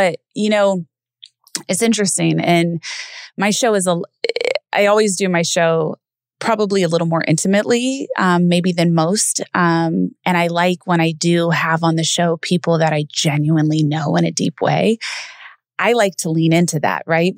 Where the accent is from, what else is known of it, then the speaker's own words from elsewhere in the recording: Los Angeles, California, United States; moved away as an adult; we're both from Los Angeles